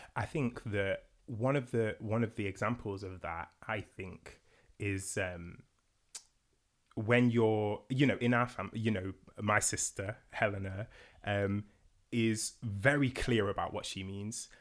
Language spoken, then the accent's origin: English; Nottingham, East Midlands, United Kingdom; I'm from Nottingham.